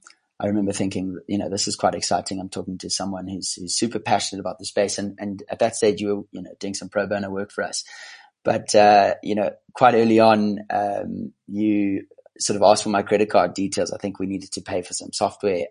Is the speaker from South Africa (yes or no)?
yes; South Africa; moved away as an adult; also born or lived in London; I'm South African at heart. I grew up on a farm and ended up being an accountant in London